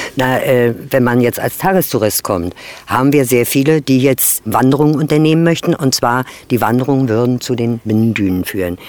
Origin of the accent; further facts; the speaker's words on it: Altwarp, Mecklenburg-Vorpommern, Germany; Ich bin hier in Altwarp geboren